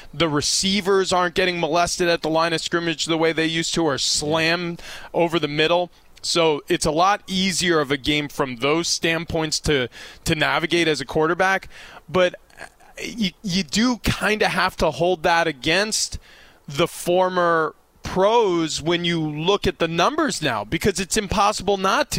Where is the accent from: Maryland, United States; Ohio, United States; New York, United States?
New York, United States; I grew up in New York